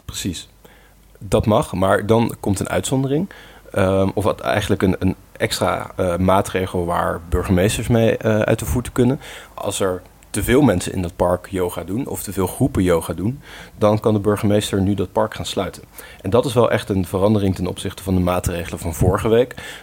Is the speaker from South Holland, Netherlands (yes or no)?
yes; Gorinchem, South Holland, Netherlands; waar mijn geboortestad, eh, Gorkum, ondervalt